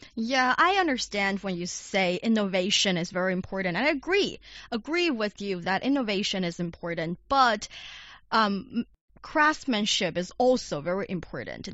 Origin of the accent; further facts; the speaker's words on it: Shanxi, China; Shanxi Province, my hometown